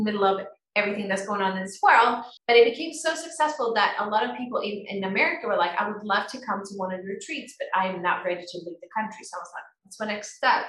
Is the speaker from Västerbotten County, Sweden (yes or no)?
no; Tyresö, Stockholm County, Sweden; moved away as an adult; now in Costa Rica; I come from Sweden in a little town called Tyresö outside Stockholm. I'm actually living in Costa Rica right now